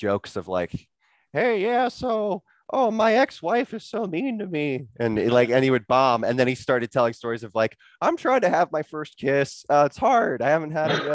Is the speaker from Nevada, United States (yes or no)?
no; San Diego, California, United States; I grew up in San Diego